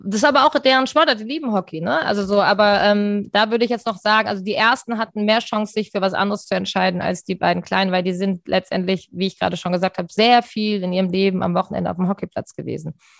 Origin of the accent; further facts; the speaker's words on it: Rhine-Main area, Germany; moved away as an adult; now in Hamburg, Germany; Ich bin ja nicht in Hamburg aufgewachsen, sondern im Rhein-Main-Gebiet und bin 1999 nach Hamburg gekommen